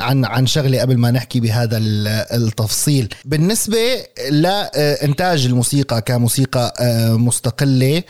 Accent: Syria; ونحن السوريين

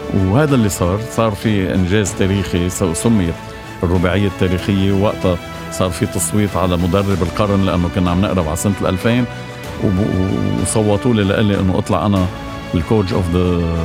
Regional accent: Lebanon; وأنا كمواطن لبناني

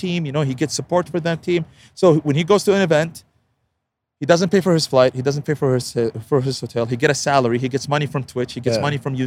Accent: Saudi Arabia; also born or lived in United States; I'm from Saudi to the US.

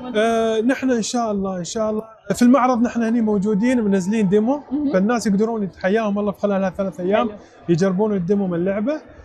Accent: United Arab Emirates; نحن كاماراتيين او كخليجيين او كعربيين

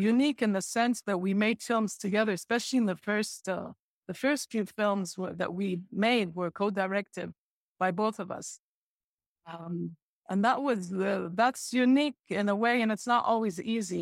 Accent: Beirut, Beirut Governorate, Lebanon; also born or lived in Jordan / Nablus / San Francisco; growing up in Lebanon

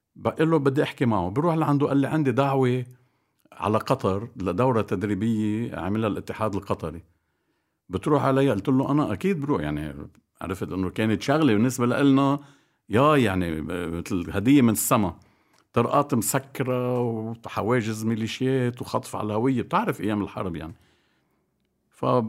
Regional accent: Bikfaya, Mount Lebanon, Lebanon; انا بضيعتي بكفيا نادي العمل كان نادي فولي بول

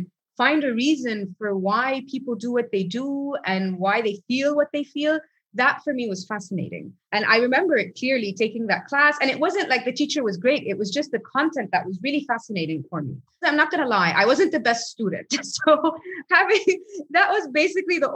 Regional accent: Egypt; moved away; also born or lived in United States / Rome, Italy / Geneva, Switzerland; I was born and raised in Egypt, lived abroad a few times. I lived in the US, I lived in Rome, I lived in Geneva, Switzerland.

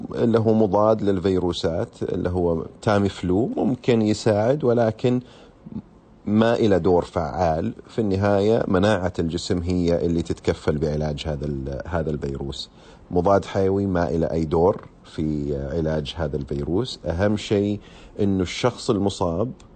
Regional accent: Saudi Arabia; عندنا هنا في السعودية

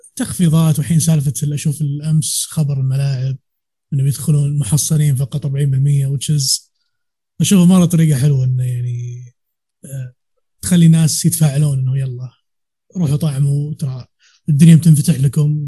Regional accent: Riyadh, Riyadh Province, Saudi Arabia; عندنا في العاصمة، في الرياض

